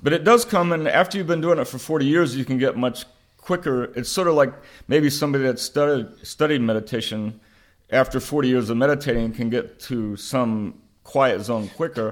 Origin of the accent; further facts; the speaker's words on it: Oklahoma, United States; growing up in Oklahoma in a rural area